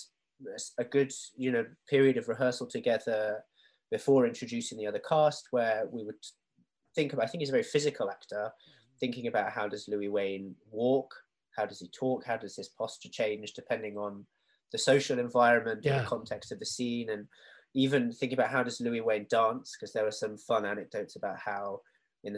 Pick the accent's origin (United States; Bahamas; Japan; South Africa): Japan; now in England; growing up in Japan and moving to England, being mixed race